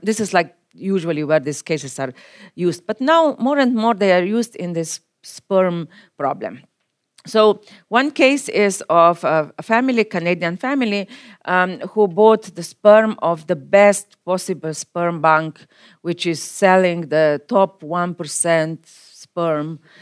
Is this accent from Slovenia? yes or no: yes; Slovenia; my home country, Slovenia